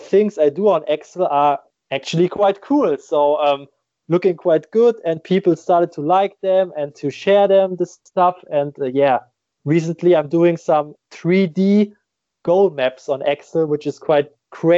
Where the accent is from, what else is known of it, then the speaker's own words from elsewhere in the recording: Germany; I just started at my hometown club